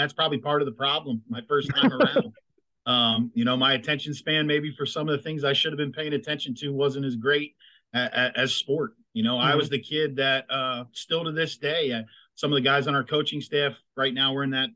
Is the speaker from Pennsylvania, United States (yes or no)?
yes; Chalfont, Pennsylvania, United States; I grew up in a town called Chalfont